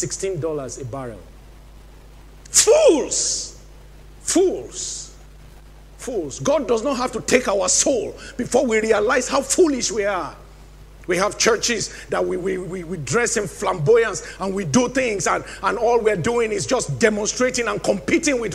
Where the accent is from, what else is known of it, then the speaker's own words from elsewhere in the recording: Nigeria; moved away; my home country, Nigeria